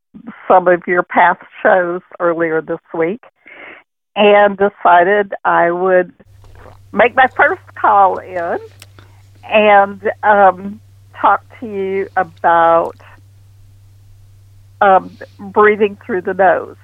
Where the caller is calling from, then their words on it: Houston, Texas, United States; I'm calling from Houston.